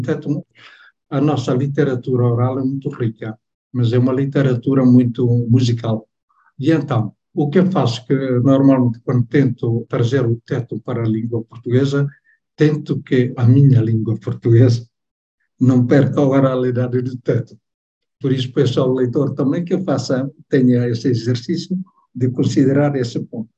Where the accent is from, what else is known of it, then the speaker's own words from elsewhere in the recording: Timor-Leste; first language Tetum; Portuguese is a second language; moved away; a minha língua materna não é a língua portuguesa, é o teto